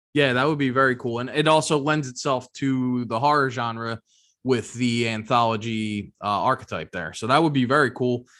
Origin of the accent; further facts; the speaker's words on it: Philadelphia, Pennsylvania, United States; I am from Philadelphia